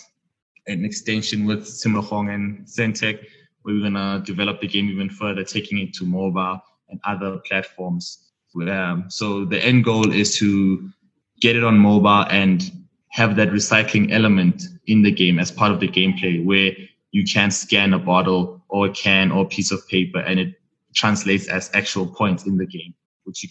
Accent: Johannesburg, Gauteng, South Africa; So I'm from the south of Johannesburg, in Haddon. It's really, really small.

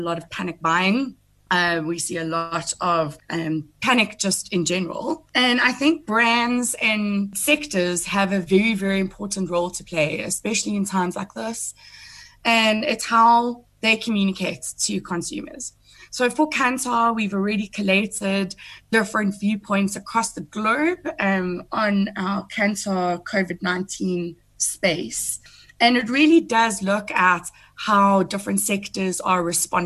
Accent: Welkom, Free State, South Africa; I'm a small town girl, because I come from Welkom in the Free State

